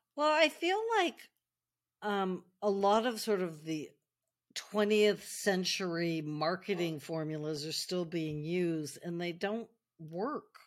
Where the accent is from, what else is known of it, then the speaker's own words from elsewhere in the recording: United States; moved away as an adult; now in France; I'm American, I live in, I've lived in France now most of my adult life